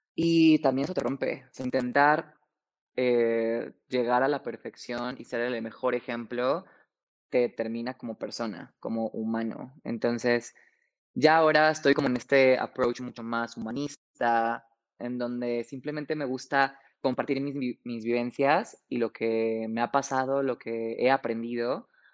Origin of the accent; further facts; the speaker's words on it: Mexico City, Mexico; tengo 28 años, soy de la Ciudad de México